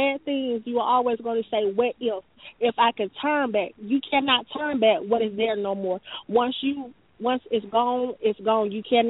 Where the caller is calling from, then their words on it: Atlanta, Georgia, United States; I'm calling from Atlanta, Georgia.